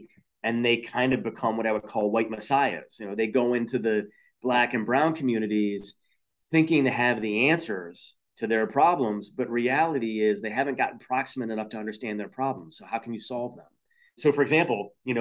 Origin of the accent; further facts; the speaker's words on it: Toledo, Ohio, United States; now in Chicago, United States; in Toledo, Ohio, my hometown